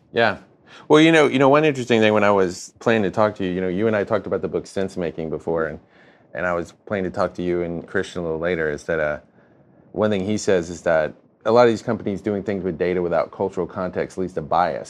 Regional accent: North Carolina, United States; moved away; I'm, uh, from North Carolina.

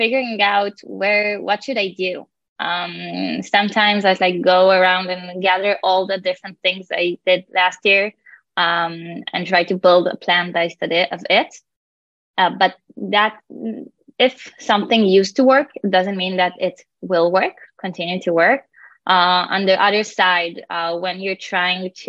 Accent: Tel Aviv, Tel Aviv District, Israel; I'm from Tel Aviv, working as a PMM at InfiniGrow.

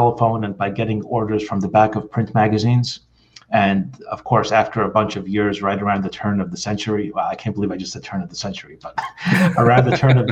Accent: New York City, New York, United States; now in New Jersey, United States; I was born and raised in Brooklyn, so I still consider myself a New Yorker. I'm just like here in New Jersey at the moment

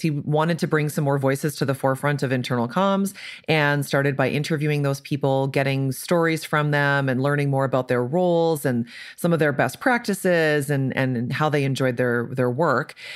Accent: Canada; moved away as an adult; now in Indianapolis, United States; So I'm Canadian. I'm often the token Canadian on things like this.

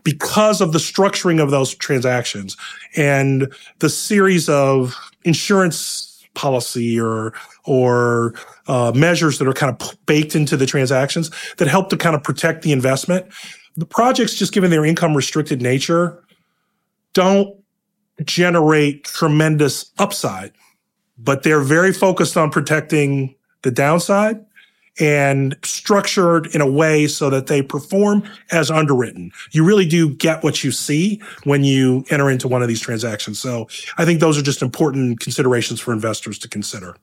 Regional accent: Akron, Ohio, United States; now in New York, United States; I'm originally from Akron, Ohio

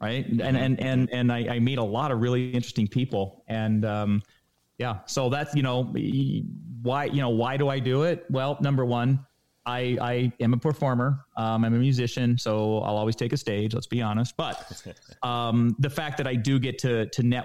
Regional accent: Florida, United States; moved away; I grew up in Florida

